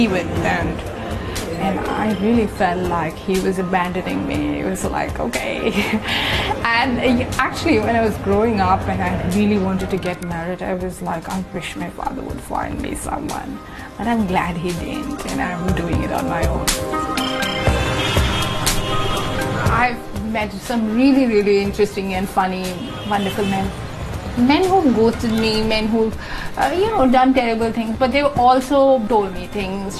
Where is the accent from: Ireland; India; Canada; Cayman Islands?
India; I'm an artist from India.